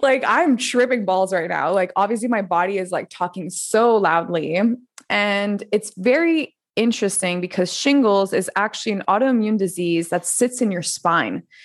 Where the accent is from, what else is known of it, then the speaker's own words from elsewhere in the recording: Montreal, Quebec, Canada; moved away; also born or lived in France; I'm originally from Montreal